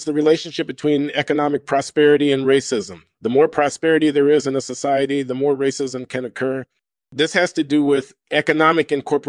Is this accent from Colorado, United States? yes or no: no; Baltimore, Maryland, United States; born there; I was born in Baltimore, Maryland in 1953.